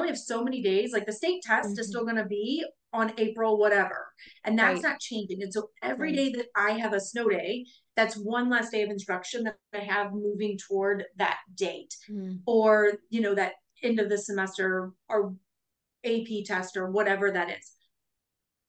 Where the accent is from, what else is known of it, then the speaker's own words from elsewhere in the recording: Midwest, United States; we're from the Midwest.